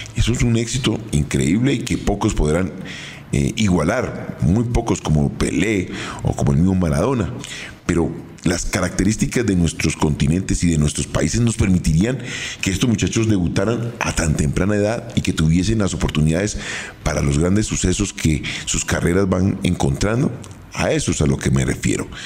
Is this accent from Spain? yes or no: no; Colombia; Somos colombianos, sudamericanos